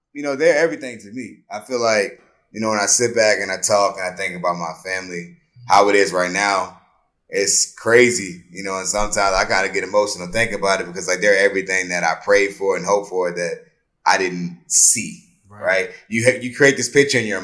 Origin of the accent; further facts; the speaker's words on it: Colonial Beach, Virginia, United States; I grew up in, like you said, mentioned Colonial Beach, Virginia, a little small town